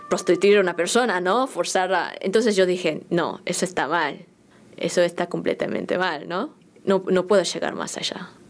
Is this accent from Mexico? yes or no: no; South Korea; Spanish is a second language; now in Argentina; soy coreana, que, vivo en Argentina ahora por por mi trabajo, pero como hablo chino